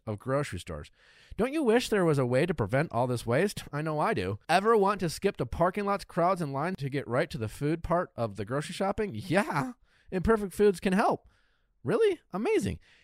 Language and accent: English; Wisconsin, United States; now in Los Angeles, United States; I grew up in Wisconsin.